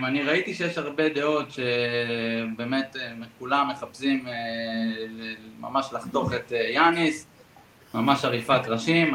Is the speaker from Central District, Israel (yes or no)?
no; Bat Yam, Tel Aviv District, Israel; גדלתי בבת ים